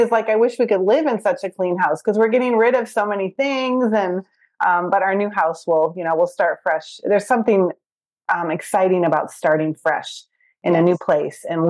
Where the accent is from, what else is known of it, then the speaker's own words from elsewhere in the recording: Michigan, United States; moved away as an adult; also born or lived in Chicago area; now in Chicago, United States; I'm from Michigan.